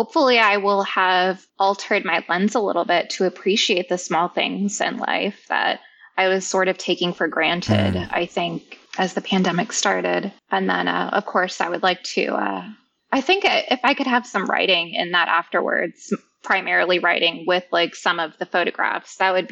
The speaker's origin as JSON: {"language": "English", "town": "Ventura", "region": "California", "country": "United States", "tie": "born or raised there", "also_born_or_lived": "San Francisco", "moved": "as an adult", "said": "moving out of my hometown from Ventura in Southern California to San Francisco"}